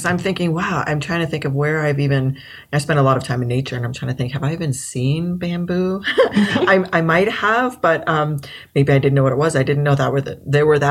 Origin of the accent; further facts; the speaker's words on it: Colorado, United States; back in the days when I grew up in Colorado